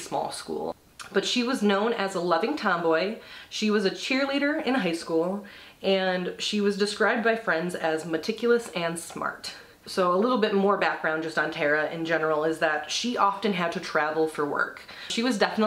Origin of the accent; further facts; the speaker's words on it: Michigan, United States; I am from Michigan